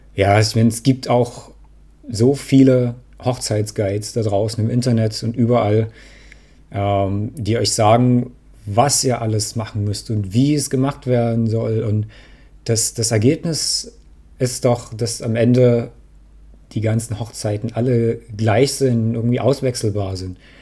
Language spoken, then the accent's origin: German; Dresden, Saxony, Germany; Ich komme aus Dresden